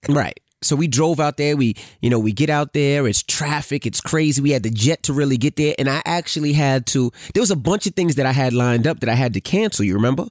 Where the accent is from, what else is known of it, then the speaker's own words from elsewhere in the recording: New Jersey, United States; I was from New Jersey area